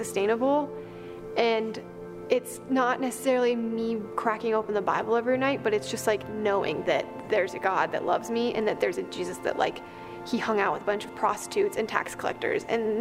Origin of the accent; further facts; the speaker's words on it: Boulder, Colorado, United States; I'm from Boulder.